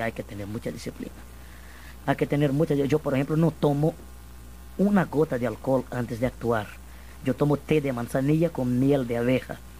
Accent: Minas Gerais, Brazil; yo soy mineiro de Minas Gerais

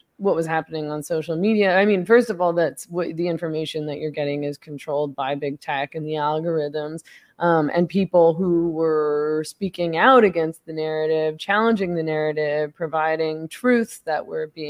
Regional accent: Vancouver, British Columbia, Canada; my family lives on Vancouver Island now, though I grew up in Vancouver, the city of Vancouver.

